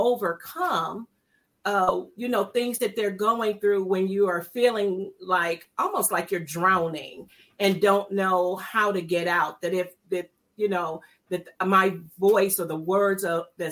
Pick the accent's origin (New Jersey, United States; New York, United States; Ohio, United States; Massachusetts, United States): Ohio, United States; Cleveland; I am also from that great city of Cleveland, Ohio